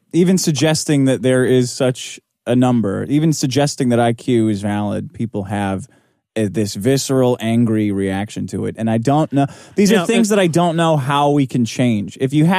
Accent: New York, United States; I'm from New York.

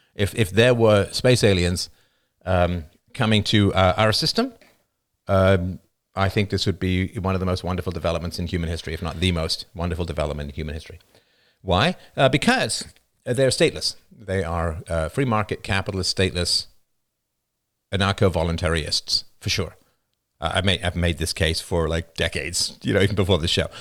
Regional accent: England, United Kingdom; moved away; I grew up in England

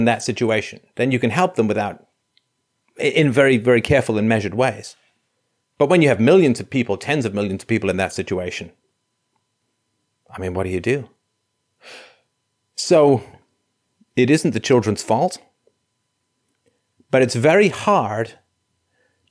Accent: England, United Kingdom; moved away; I grew up in England

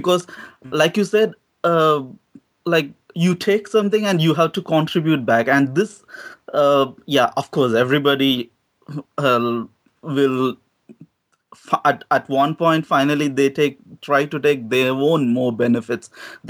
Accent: South India, India; moved away; I'm from South.

